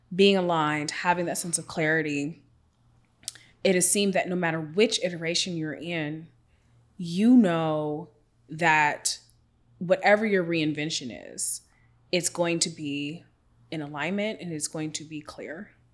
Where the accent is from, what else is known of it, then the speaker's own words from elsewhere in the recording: Seattle, Washington, United States; I'm from Washington State, come from Seattle